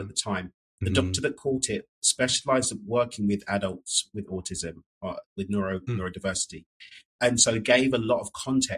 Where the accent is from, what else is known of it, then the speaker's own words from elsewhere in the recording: London, United Kingdom; moved away as an adult; now in Mexico; So I'm from East London in the UK, but I moved to Mexico back in 2018